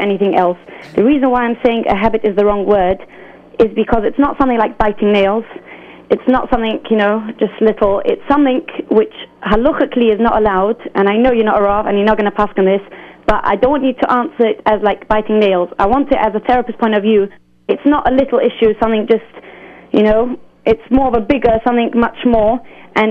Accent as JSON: {"language": "English", "region": "England", "country": "United Kingdom", "accent": "British", "said": "I'm from England"}